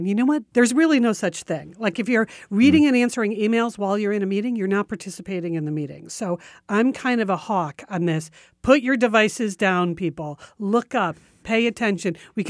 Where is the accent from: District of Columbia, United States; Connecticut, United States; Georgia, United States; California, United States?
District of Columbia, United States; Washington; I'm in my mid-30s with a stressful PR job in my hometown of Washington, D.C.